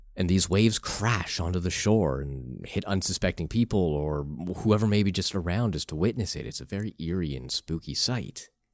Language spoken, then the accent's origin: English; Canada; I am from Canada